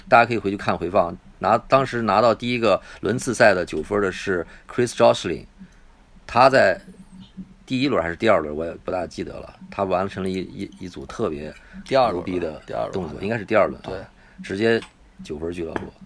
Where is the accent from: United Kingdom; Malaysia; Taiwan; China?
China; 我们是中国人，我们是来看的。啊，我们不是日本人